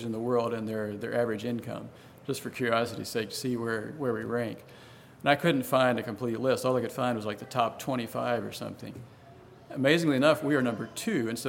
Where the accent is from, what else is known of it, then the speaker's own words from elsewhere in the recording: Gladys, Virginia, United States; moved away as an adult; now in Guatemala; growing up in Gladys